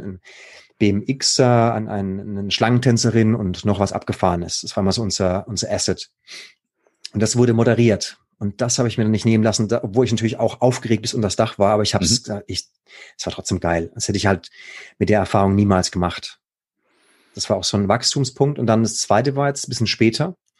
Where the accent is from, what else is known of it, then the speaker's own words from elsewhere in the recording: Baden-Württemberg, Germany; da im Badische, da wo ich herkomme